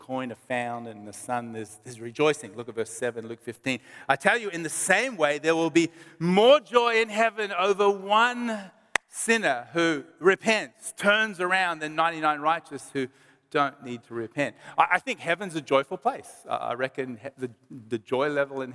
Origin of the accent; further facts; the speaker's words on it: Melbourne, Victoria, Australia; we're from Melbourne